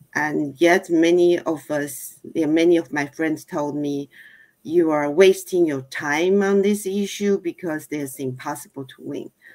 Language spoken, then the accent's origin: English; Taiwan; moved away as an adult; also born or lived in Germany / California; now in Cupertino, United States; originally from Taiwan, and then that was um, almost 30 years ago. And so I've been in US uh, longer than I was uh, at my home country